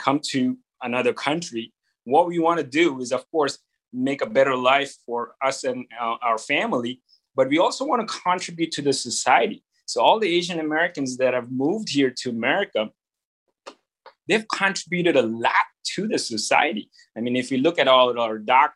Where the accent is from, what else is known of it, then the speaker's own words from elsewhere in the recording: India; moved away; growing up in India as a Chinese